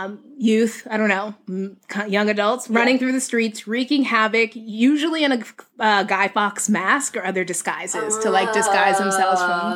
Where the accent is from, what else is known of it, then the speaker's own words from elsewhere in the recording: New England, United States; So I'm born and raised in New England, so the idea of Mischief Night was completely new to me.